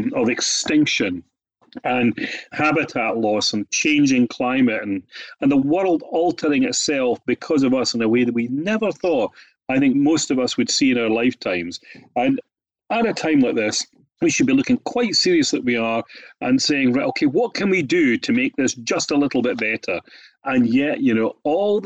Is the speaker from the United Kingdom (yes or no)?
yes; Biggar, Scotland, United Kingdom; I was born in the Scottish Borders, near a tiny town called Bigger, which is a very pretty place